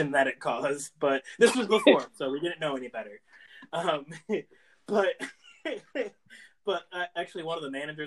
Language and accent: English; Massachusetts, United States; where I grew up in Massachusetts